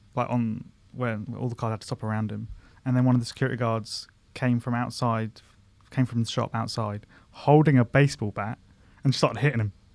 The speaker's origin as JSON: {"language": "English", "town": "Surbiton", "region": "London", "country": "United Kingdom", "said": "I'm from Surbiton"}